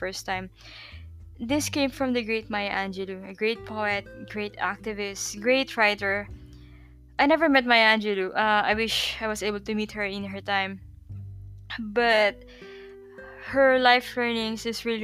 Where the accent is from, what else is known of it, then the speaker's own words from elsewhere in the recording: Philippines; moved away as an adult; also born or lived in Malaysia; now in Tallinn, Estonia; I'm born and raised in Philippines.